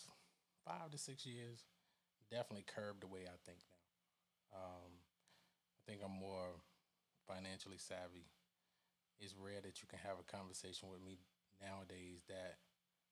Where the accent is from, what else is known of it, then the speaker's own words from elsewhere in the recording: Newnan, Georgia, United States; I'm from the South. I'm from the Atlanta area, Newnan, Georgia, to be exact